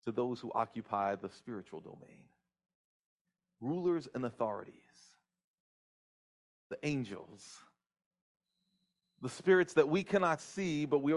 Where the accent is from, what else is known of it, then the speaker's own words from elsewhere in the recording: New Jersey, United States; I happen to be the son of Brazilian immigrants. My parents came to the United States in the 60s. I grew up in New Jersey